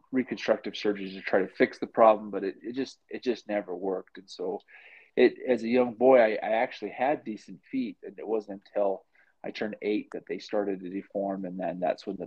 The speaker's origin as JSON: {"language": "English", "town": "Provo", "region": "Utah", "country": "United States", "tie": "born or raised there", "said": "I grew up in Provo"}